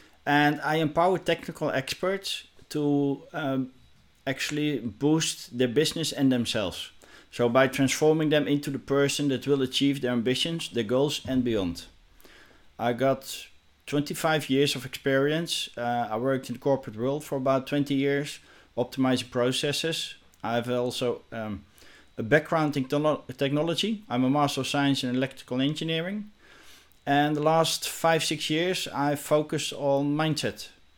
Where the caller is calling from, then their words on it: Netherlands; English is a second language; I'm joining you from the Netherlands.